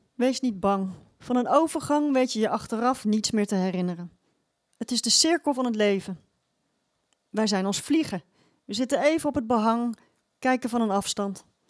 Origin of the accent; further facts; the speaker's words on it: Rotterdam, South Holland, Netherlands; ik kom uit Rotterdam